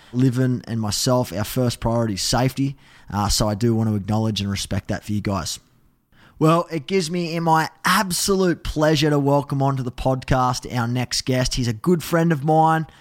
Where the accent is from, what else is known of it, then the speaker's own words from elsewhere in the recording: Australia; as an Aussie